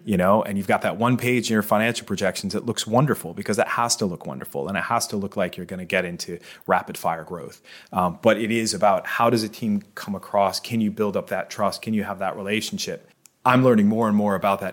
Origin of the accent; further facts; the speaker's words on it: Boston, Massachusetts, United States; moved away as an adult; now in Bermuda; I'm from Boston